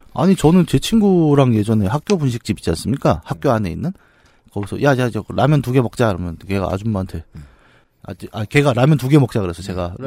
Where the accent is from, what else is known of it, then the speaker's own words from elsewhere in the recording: Bucheon, Gyeonggi Province, South Korea; 우리 고향 부천에서